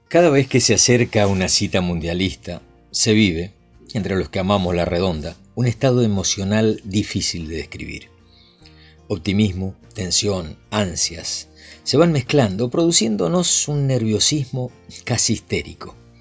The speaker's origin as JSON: {"language": "Spanish", "town": "Jaime Prat", "region": "Mendoza", "country": "Argentina", "tie": "born or raised there", "said": "A los nueve años vivía en mi pueblito de Jaime Prat, en Mendoza"}